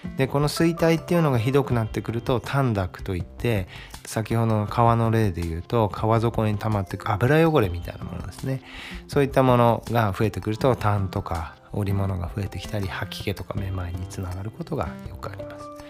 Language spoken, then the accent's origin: Japanese; Brazil; 僕もブラジル生まれなんで